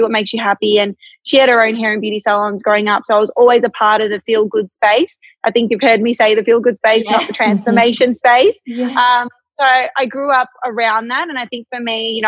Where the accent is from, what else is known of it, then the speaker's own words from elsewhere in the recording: Melbourne, Victoria, Australia; I'm born and raised in Melbourne. I haven't lived anywhere else. I grew up in the northern suburbs